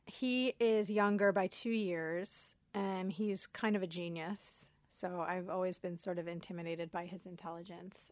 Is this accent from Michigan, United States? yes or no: no; Coral Springs, Florida, United States; moved away; also born or lived in Queens, New York / Brooklyn, New York; we lived in Brooklyn for two years, and then they we moved to Florida